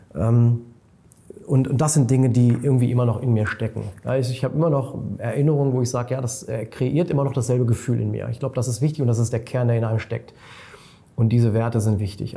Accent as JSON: {"language": "German", "area": "near Hanover", "region": "Lower Saxony", "country": "Germany", "tie": "born or raised there", "moved": "yes", "lives_now": "Munich, Germany", "said": "Ich bin äh, in meine alte Heimat äh, gefahren, das ist in der Nähe von Hannover, habe da im Prinzip meinen ältesten Freund getroffen aus Kindertagen."}